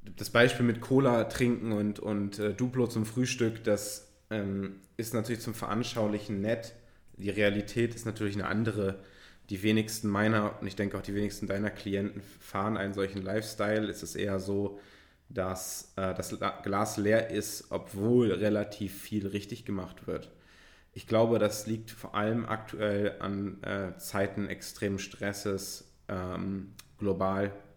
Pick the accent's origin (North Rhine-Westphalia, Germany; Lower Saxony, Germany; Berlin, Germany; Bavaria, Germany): Lower Saxony, Germany; Göttingen; now in Hamburg, Germany; Es gab so einen Laden bei uns in Göttingen, Freestyle